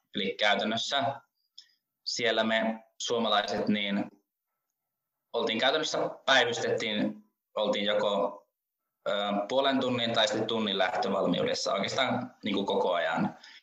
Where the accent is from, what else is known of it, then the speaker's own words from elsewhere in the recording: Rovaniemi, Lapland, Finland; minä olen Rovaniemeltä kotoisin ja nykyäänkin vielä Rovaniemellä asun